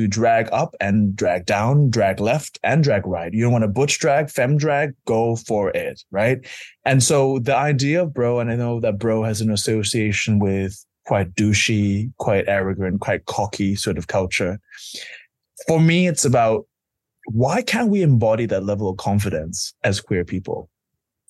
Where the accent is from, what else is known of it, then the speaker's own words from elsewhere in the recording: London, United Kingdom; I'm a Londoner